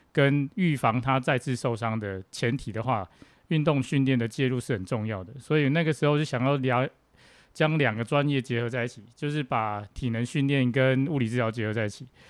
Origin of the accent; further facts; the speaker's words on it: Tainan, Taiwan; 我来自台南